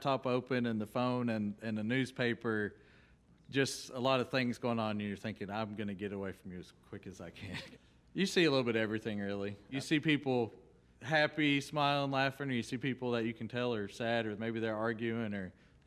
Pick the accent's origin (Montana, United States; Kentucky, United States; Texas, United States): Kentucky, United States; Casey County; We were in Casey County on about 10 acres